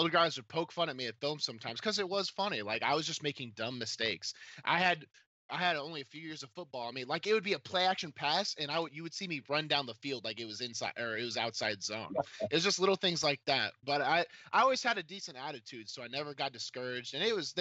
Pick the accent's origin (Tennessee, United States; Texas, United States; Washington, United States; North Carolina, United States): Tennessee, United States; Clarksville; I came from Clarksville, which was not a football hotbed at all.